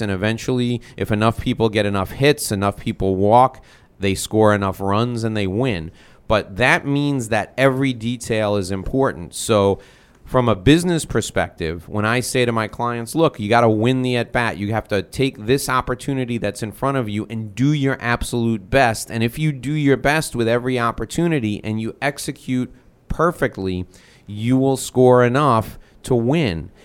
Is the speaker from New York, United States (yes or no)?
yes; North Salem, New York, United States; now in Miami, United States; I grew up on Sunset Drive in North Salem, New York